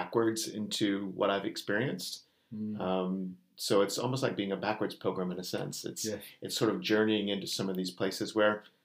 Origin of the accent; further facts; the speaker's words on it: United States; moved away as an adult; you can tell from my accent, I'm not from this island.